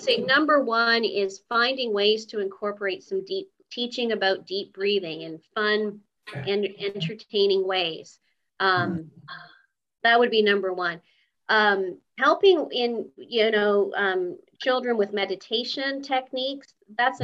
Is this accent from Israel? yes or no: no; Canada; I was born in Canada